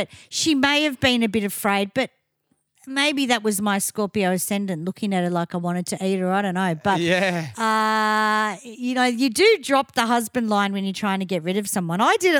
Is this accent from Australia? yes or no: yes; Australia; because we're Aussie